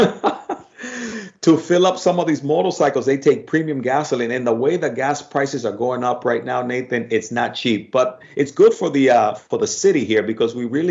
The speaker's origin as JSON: {"language": "English", "country": "Dominican Republic", "moved": "yes", "said": "I'm from the Dominican Republic"}